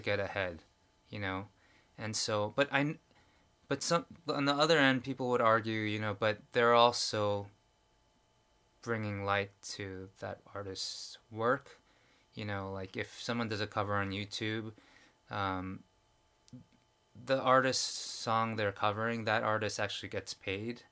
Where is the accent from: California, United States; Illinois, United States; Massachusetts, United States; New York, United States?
New York, United States; moved away as an adult; now in Korea; growing up in New York and in Manhattan